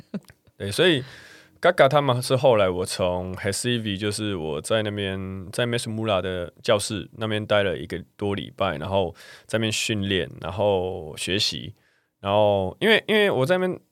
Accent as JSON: {"language": "Chinese", "country": "Taiwan", "said": "我们台湾人"}